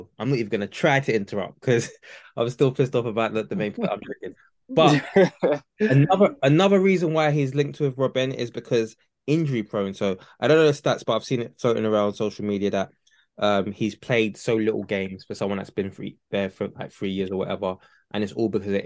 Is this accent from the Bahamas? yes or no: no; Nigeria; I'm Nigerian